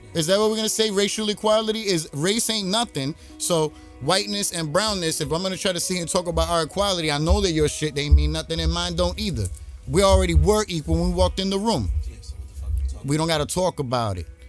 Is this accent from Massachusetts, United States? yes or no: no; New York City, New York, United States; I'm from Brooklyn